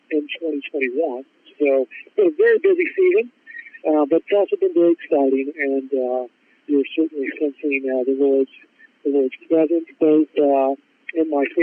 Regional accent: Ohio, United States; moved away; Sure. Yeah, so I'm originally from Ohio

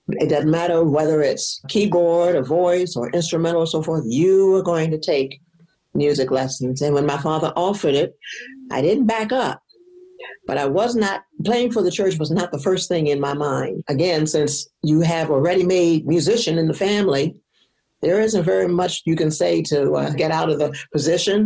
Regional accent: Baltimore, Maryland, United States; also born or lived in Annapolis, Maryland; I am originally from Baltimore, Maryland. Well, I was born in Annapolis, but raised in Baltimore

